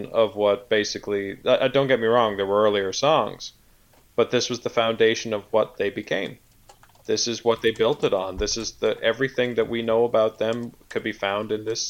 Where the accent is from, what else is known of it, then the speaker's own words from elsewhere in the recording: Canada; I'm Canadian